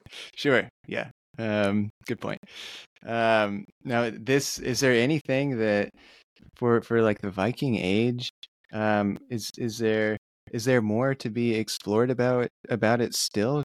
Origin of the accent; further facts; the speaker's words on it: United States; as an American